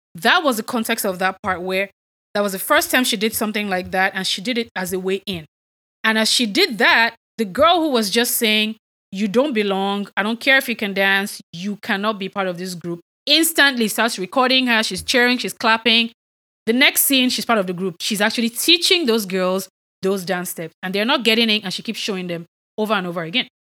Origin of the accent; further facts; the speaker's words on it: Nigeria; I'm Nigerian